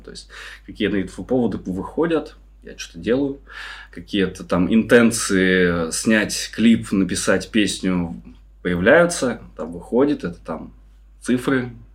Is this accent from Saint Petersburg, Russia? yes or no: yes; Saint Petersburg, Russia; now in Indonesia; я из Питера